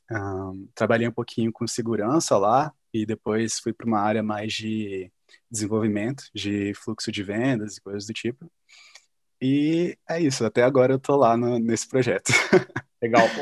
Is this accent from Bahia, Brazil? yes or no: no; Espírito Santo, Brazil; now in São Paulo, Brazil; Eu sou do Espírito Santo, né? E eu estava querendo muito vir para São Paulo